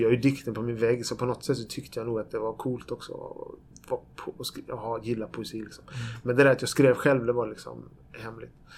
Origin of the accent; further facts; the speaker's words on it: Växjö, Kronoberg County, Sweden; moved away as an adult; also born or lived in Borås; now in Gothenburg, Sweden; Jag föddes i Borås, i Norrby i Borås, som var ett miljonprogramsområde i Borås. Vi bodde där i sju år. Sen flyttade vi till Växjö, där jag bodde i tio år.